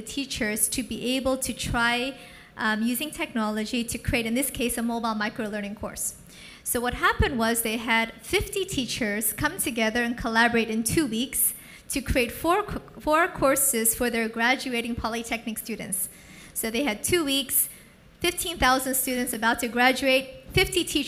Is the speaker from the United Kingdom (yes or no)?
no; United States; also born or lived in San Francisco; now in Singapore; I'm American, but I live in Singapore and San Francisco